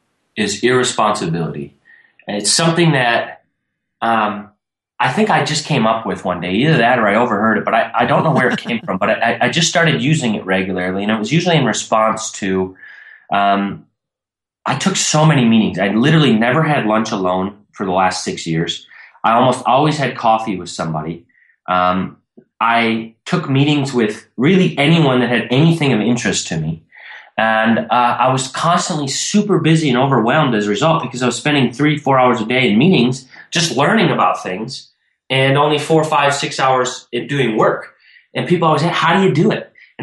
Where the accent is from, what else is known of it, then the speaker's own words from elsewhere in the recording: Minnesota, United States; I grew up in Minnesota. I'm 28 now, and I'm newly retired 2 months ago.